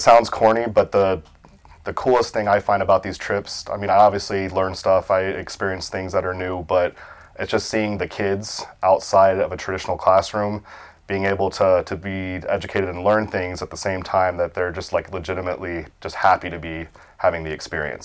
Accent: Okaloosa County, Florida, United States; born and raised in Okaloosa County

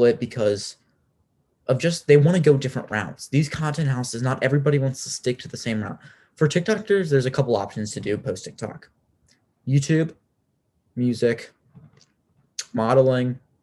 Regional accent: Richmond, Virginia, United States; I'm from Richmond, Virginia.

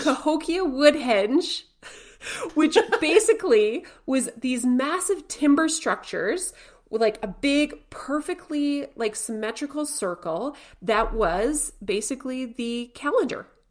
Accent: Canada; we're Canadian

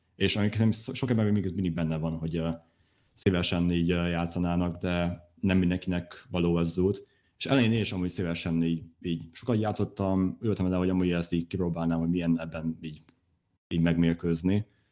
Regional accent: Hungary; én is magyar vagyok

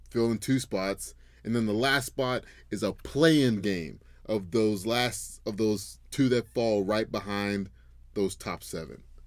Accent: Memphis, Tennessee, United States; I'm wearing a Memphis polo right now. Go Tigers! That's my hometown

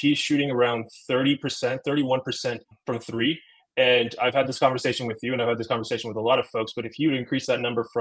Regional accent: San Antonio, Texas, United States; also born or lived in Turkey; now in Houston, United States; When I came to America from Turkey when I was about 4 years old, I was always in Texas.

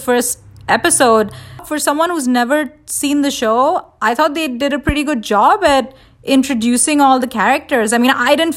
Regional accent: India; moved away; I grew up in India and we were exposed to American cartoons

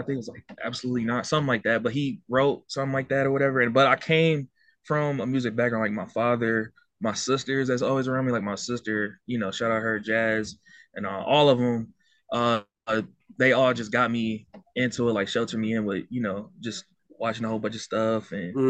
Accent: Cleveland, Ohio, United States; Well, I'm originally from Cleveland, Ohio

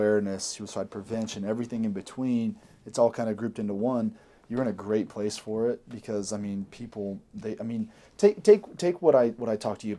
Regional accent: Kansas City, United States; now in Utah, United States; coming from the Midwest, I'm from Kansas City.

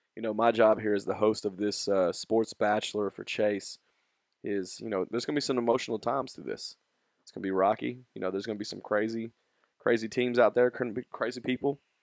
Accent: Nashville, Tennessee, United States; we are from Nashville

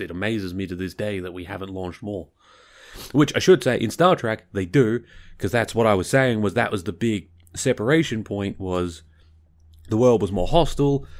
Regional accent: Victoria, Australia; I'm from Victoria, which is the, well, southernmost state.

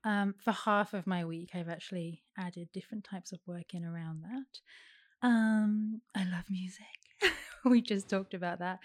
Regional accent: Derby, East Midlands, United Kingdom; moved away as an adult; I was born in Derby

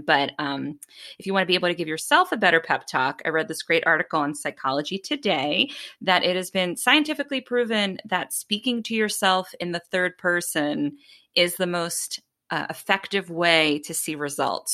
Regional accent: Boston, Massachusetts, United States; growing up in Boston

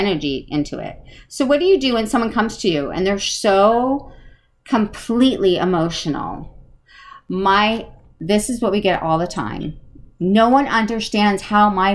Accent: New England, United States; accent: New England; my New England accent

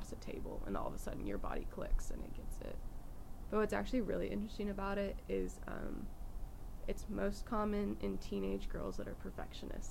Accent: California, United States; moved away; I grew up in California.

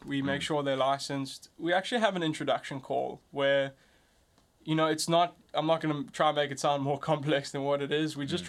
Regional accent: South Africa; as I'm learning, being a South African and African entrepreneur, is that often we confide ourselves into the borders.

